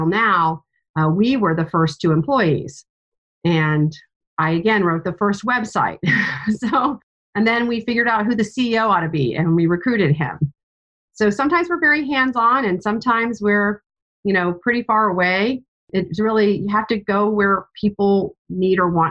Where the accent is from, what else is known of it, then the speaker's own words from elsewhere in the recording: East Coast of the United States, United States; moved away as an adult; now in Indianapolis, United States; We're both from the East Coast of the United States